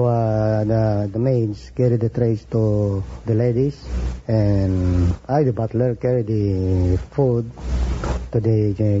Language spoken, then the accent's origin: English; Philippines; moved away; From the Philippines, sir.